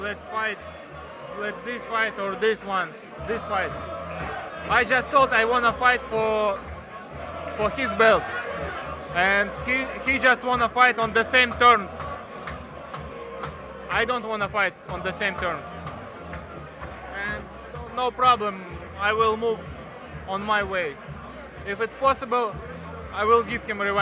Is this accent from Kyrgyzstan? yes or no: yes; Kyrgyzstan; I was born in Kyrgyzstan